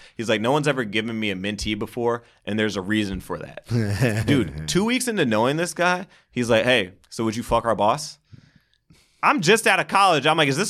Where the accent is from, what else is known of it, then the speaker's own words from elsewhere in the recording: New York, United States; I'm from New York. You guys booked me for a whole weekend.